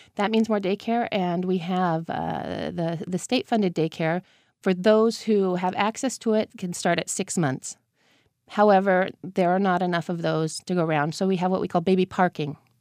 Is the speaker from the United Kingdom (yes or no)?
no; United States; moved away as an adult; now in Italy; at least one month out of the year coming back to the States